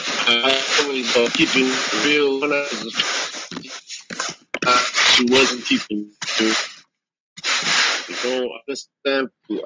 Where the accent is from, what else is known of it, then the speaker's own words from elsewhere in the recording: Canada; I'm French